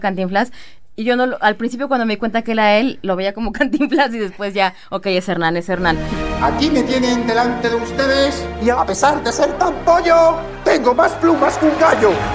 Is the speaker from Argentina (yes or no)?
no; Mexico; como mexicano